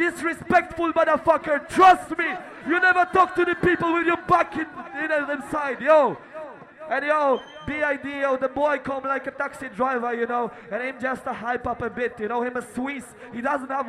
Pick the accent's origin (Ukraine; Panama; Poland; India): Poland; we come from Poland